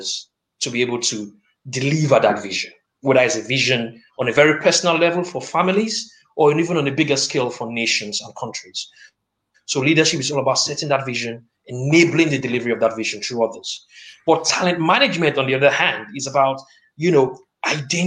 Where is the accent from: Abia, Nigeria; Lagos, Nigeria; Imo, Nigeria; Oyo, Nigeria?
Lagos, Nigeria; moved away as an adult; now in Nottingham, United Kingdom; I am proudly Nigerian, born and battered in the great city of Lagos. But I'm also British, and I have a strong commitment to my adopted city of Nottingham